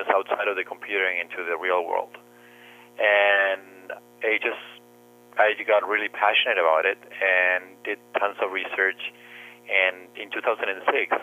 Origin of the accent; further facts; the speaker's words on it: Uruguay; moved away as an adult; now in Canada; my background is I'm from Uruguay, and I started working when I was very young.